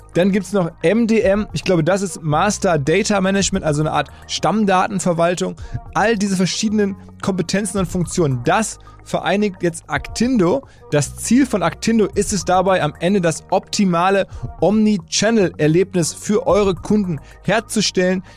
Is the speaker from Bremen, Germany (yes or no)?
no; Essen, North Rhine-Westphalia, Germany; now in Hamburg, Germany; wir sind eine Generation von Typen aus dem Ruhrgebiet. Ich glaube, er ist leicht älter als ich. Jedenfalls er aus Duisburg, ich aus Essen